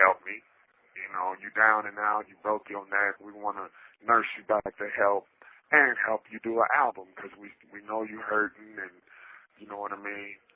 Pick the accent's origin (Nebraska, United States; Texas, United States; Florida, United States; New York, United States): Texas, United States; Dallas; moved away as an adult; also born or lived in Vallejo, California / Bay Area, California / Los Angeles, California; now in California, United States; I'm from Dallas, Texas, born and raised, but I've been back and forth to the Bay my whole life.